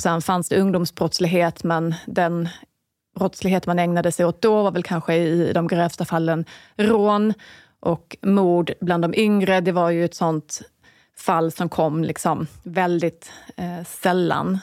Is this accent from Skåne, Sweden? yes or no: yes; Falsterbo, Skåne, Sweden; now in Stockholm, Sweden; då pratar jag liksom Falsterbo, där jag kommer ifrån